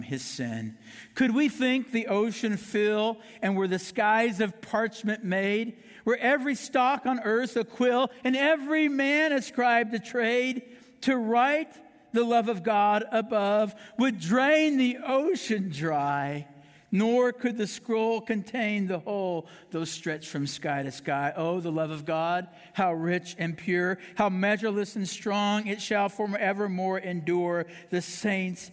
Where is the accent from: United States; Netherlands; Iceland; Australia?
United States; Kansas City, Missouri; moved away; people still in my hometown in Kansas City, they can't believe I'm a pastor